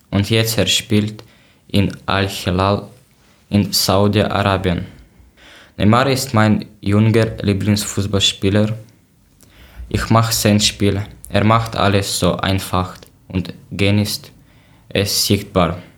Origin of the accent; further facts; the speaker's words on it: Ukraine; German is a second language; moved away; ich komme aus der Ukraine.